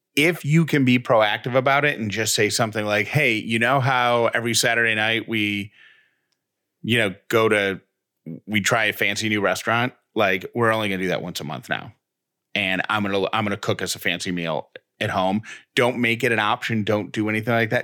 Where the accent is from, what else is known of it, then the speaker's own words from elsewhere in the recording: Syracuse, New York, United States; I grew up in Syracuse.